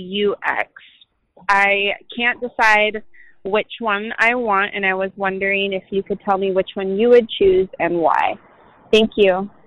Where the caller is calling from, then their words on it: Seattle, Washington, United States; I'm from Seattle